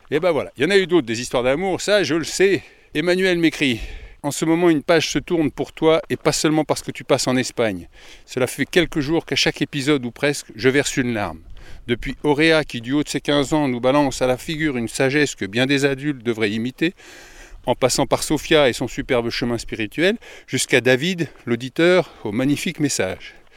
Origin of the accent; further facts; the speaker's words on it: France; Je suis français